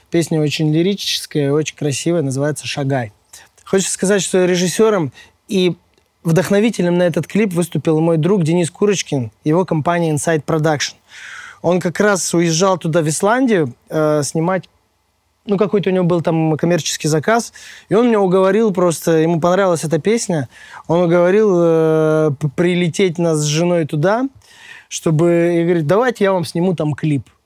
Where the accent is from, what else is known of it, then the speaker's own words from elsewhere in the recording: Perm, Perm Krai, Russia; now in Moscow, Russia; я сам родом из Перми